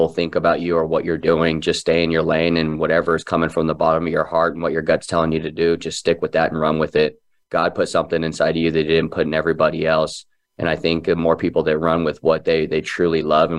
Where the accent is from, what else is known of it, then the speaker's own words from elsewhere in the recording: Phoenix, Arizona, United States; Born and raised in Phoenix